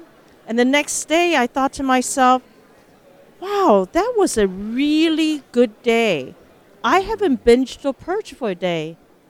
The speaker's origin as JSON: {"language": "English", "town": "Mbabane", "country": "Eswatini", "tie": "born or raised there", "also_born_or_lived": "Taiwan / Philippines", "said": "Yes, so I was born in Taiwan, and my father was an ambassador, a diplomat for Taiwan. And so as a little baby, we moved to Philippines. Then when I was 7 years old, we moved to Mbabane, Swaziland, which is now Eswatini in southern Africa."}